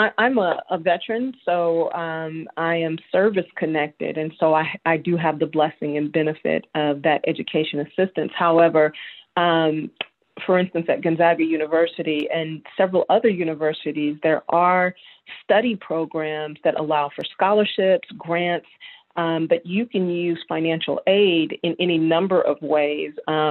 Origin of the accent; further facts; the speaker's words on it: Chicago, Illinois, United States; born there; also born or lived in Houston, Texas; I was born in Chicago. I consider Houston, Texas home, and I split my time currently between Knoxville, Tennessee and Atlanta, Georgia.